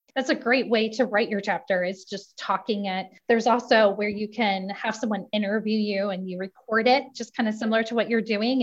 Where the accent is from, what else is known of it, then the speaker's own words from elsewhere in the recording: Indiana, United States; I'm from Indiana